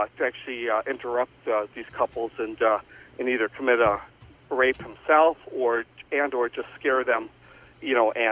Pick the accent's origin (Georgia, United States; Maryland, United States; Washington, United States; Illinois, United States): Illinois, United States; Joliet; about five or six houses up the street from where I grew up in Joliet.